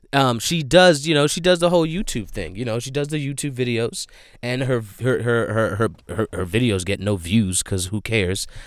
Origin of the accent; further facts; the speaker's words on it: Flanders, New Jersey, United States; I'm from Flanders